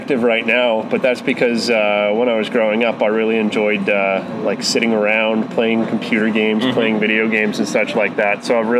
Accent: Edmonton, Alberta, Canada; Born and raised in Edmonton.

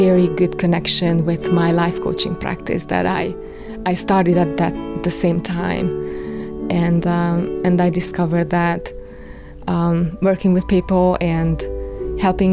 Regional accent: Kapuvár, Győr-Moson-Sopron, Hungary; moved away as an adult; now in Lenox, United States; I was born in Kapuvár. I lived in Kapuvár for 30 years. It is a small town of 10,000 people, and I really liked growing up there.

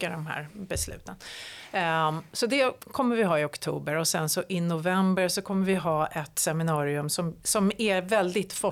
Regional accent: Sweden; Vilket är en intressant utveckling och värd att följa även för, som svensk.

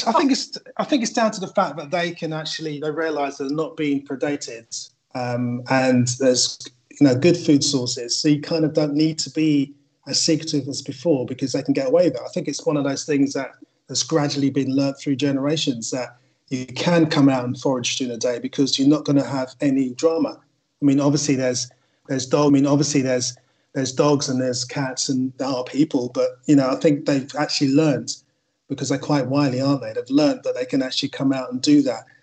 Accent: Wembley, London, United Kingdom; I grew up in Wembley

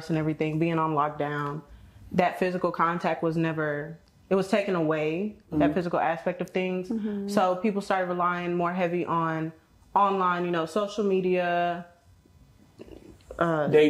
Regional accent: Houston, Texas, United States; representing that H-Town, Texas.

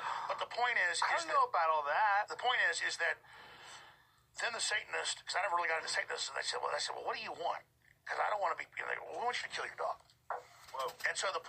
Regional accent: Rockwall, Texas, United States; I remember when I was growing up in Rockwell, Texas, I ran into like a satanic cult.

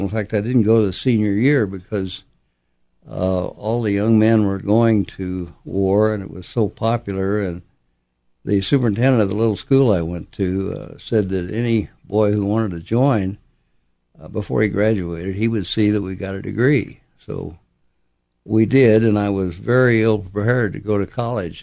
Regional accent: Oklahoma, United States; I was born. I grew up in Oklahoma

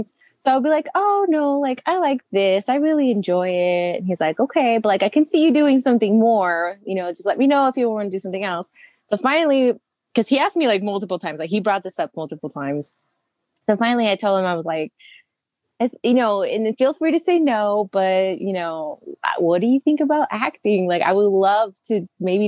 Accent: El Monte, California, United States; I grew up in Los Angeles

